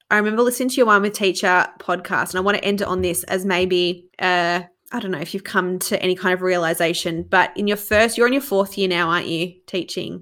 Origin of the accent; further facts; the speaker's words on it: Australia; as an Australian